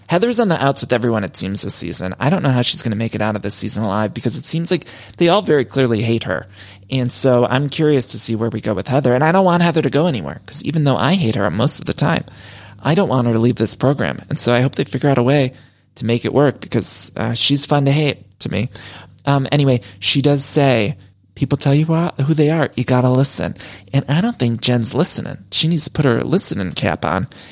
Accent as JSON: {"language": "English", "town": "Solon", "region": "Ohio", "country": "United States", "tie": "born or raised there", "said": "growing up in Ohio, but back in Seoul in Ohio, my hometown, they had a place called Dress Barn."}